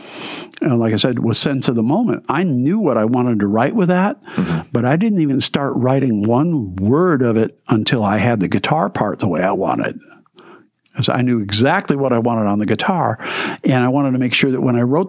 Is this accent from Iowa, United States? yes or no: no; Detroit, Michigan, United States; I grew up in a city. I grew up in Detroit. I grew up in the suburbs.